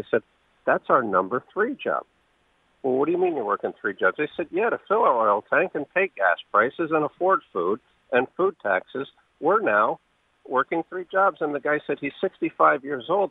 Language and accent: English; New Haven, Connecticut, United States; I grew up in New Haven